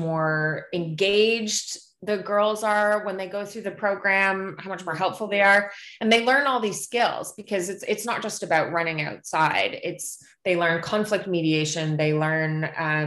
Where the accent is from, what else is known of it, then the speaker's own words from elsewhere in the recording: Canada; as a Canadian